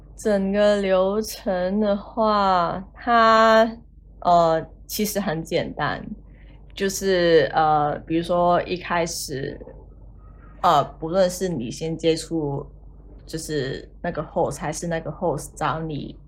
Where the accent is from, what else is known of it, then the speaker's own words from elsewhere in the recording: Hong Kong; moved away as an adult; now in Australia; 我是来自香港，然后目前在澳洲打工度假